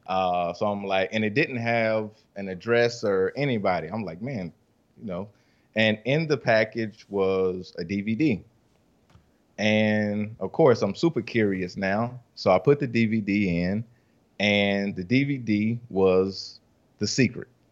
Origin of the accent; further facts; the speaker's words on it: Rock Hill, South Carolina, United States; also born or lived in Columbia, South Carolina / Charlotte, North Carolina; I'm from Rock Hill, South Carolina